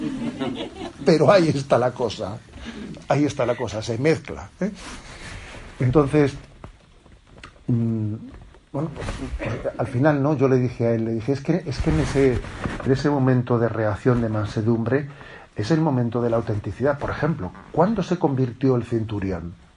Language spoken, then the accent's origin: Spanish; Spain; also born or lived in Zumárraga; soy un sacerdote de España